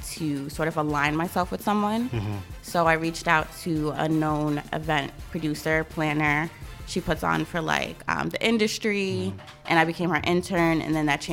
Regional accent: New York City, New York, United States; also born or lived in Philadelphia; born and raised in Queens

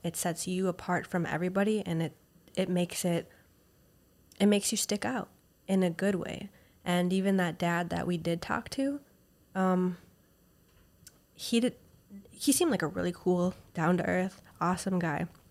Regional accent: Minnesota, United States; moved away; I'm from Minnesota

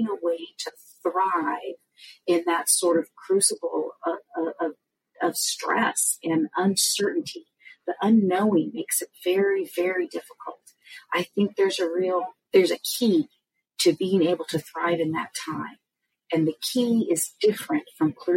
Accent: California, United States; moved away as an adult; now in Indiana, United States; We're from California, but we relocated here to Indiana

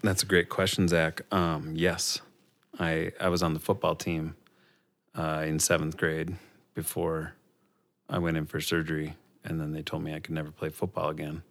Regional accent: Robbinsdale, Minnesota, United States; also born or lived in Staples, Minnesota; I grew up in Robbinsdale, which is just outside of Minneapolis.

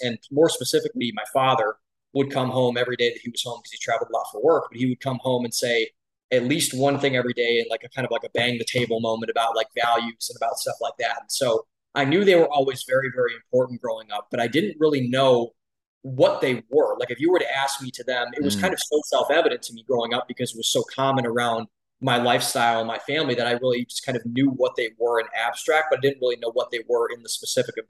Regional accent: Cleveland, Ohio, United States; moved away as an adult; also born or lived in Columbus, Ohio; now in Austin, United States; I was born and raised in Cleveland, Ohio

